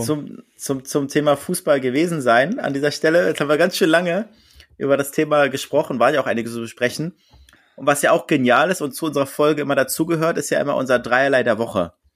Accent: Berlin, Germany; now in Hamburg, Germany; Als Berliner

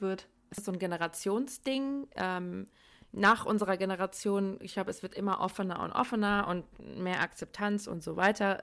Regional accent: Darmstadt, Hesse, Germany; now in Cologne, Germany; ich komme eigentlich aus Darmstadt, wohne aber in Köln

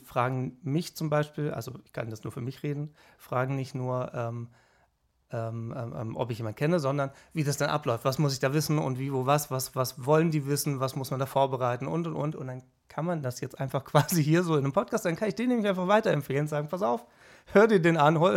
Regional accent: Baden-Württemberg, Germany; now in Cologne, Germany; So, aber lustigerweise kommen wir beide aus Baden-Württemberg und ähm, dann findet man sich dann in Köln irgendwann wieder zusammen.

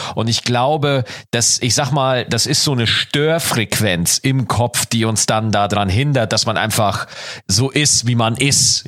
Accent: Schwarzach, Bavaria, Germany; moved away; In meinem alten Dorf, ja, wo ich geboren, wo ich aufgewachsen bin, Schwarzach

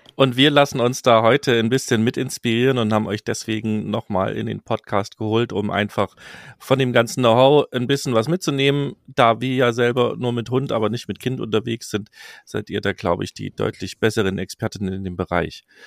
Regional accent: Saxony, Germany; meine Heimat Sachsen

